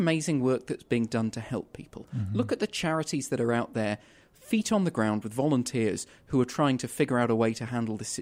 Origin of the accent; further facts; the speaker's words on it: London, United Kingdom; moved away as an adult; now in Winnipeg, Canada; I'm some kid from London, England.